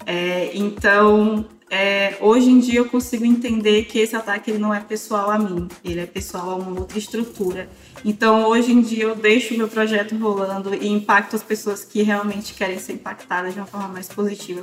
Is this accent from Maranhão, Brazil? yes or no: yes; Maranhão, Brazil; moved away; also born or lived in Santa Catarina; do Maranhão, que é de onde eu nasci